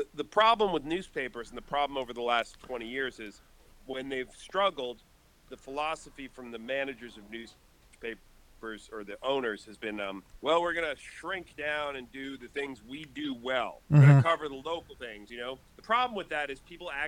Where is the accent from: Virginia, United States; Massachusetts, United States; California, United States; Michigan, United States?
Massachusetts, United States; Boston; moved away as an adult; also born or lived in Raleigh, North Carolina; we're all up from Boston, and so we moved back there.